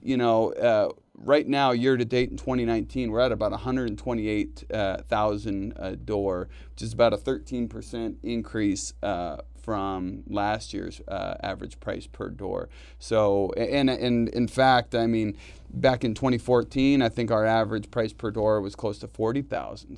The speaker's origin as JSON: {"language": "English", "area": "Bay Area", "region": "California", "country": "United States", "tie": "born or raised there", "also_born_or_lived": "Reno, Nevada", "moved": "as an adult", "lives_now": "Northern Nevada, United States", "said": "I grew up in the Bay Area"}